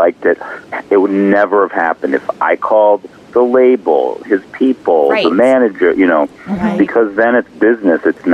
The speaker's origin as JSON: {"language": "English", "town": "Cleveland", "region": "Ohio", "country": "United States", "also_born_or_lived": "Los Angeles", "moved": "as an adult", "lives_now": "Cleveland, United States"}